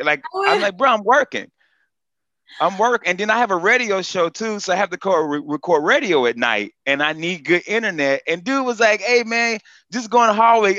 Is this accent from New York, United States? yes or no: no; North Carolina, United States; moved away; also born or lived in Orlando, Florida; I'm originally from North Carolina, but I started in Orlando